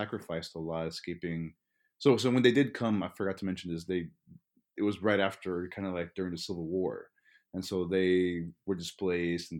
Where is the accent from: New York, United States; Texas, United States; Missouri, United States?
Texas, United States; Dallas; first language Spanish; English is a second language; also born or lived in Arkansas / Nicaragua; I grew up kind of like an inner city Dallas.